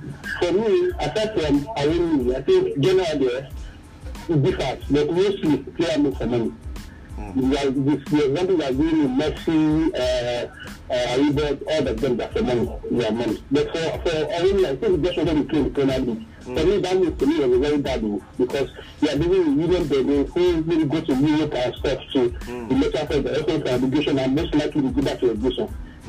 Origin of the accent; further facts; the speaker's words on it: Nigeria; when as a Nigerian, when you play in this kind of league, your people back at home, they are able to see you and give you a better level to play in the Super Eagles.